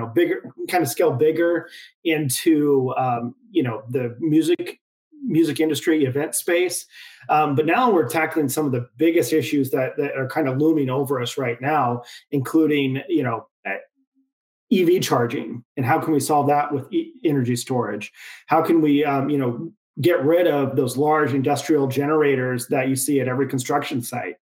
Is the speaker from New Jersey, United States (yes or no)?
no; Idaho, United States; now in San Diego, United States; I now live in San Diego, California, but, you know, born and raised in Idaho